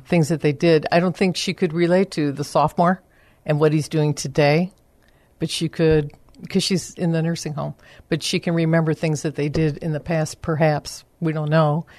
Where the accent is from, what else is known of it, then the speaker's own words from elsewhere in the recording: Chicago, Illinois, United States; moved away as an adult; now in San Antonio, United States; I'm originally from the Chicago area. And um, when I came to San Antonio, I decided I was ready for a career change